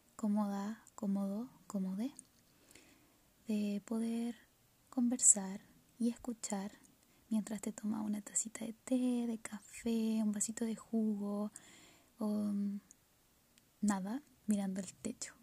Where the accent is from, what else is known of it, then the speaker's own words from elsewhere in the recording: Chile; soy chilena